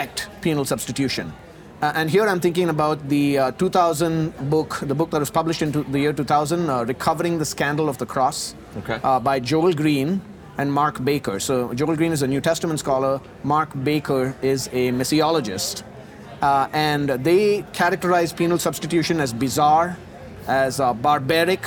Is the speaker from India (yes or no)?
yes; South India, India; moved away as an adult; also born or lived in North America; now in Abu Dhabi, United Arab Emirates; I was born and raised in South India